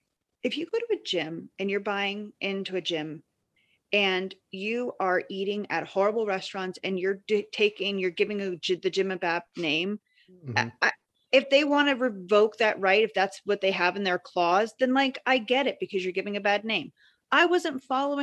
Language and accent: English; Montgomery County, Maryland, United States; also born or lived in Gaithersburg, Maryland; I was born and raised in Montgomery County, Maryland.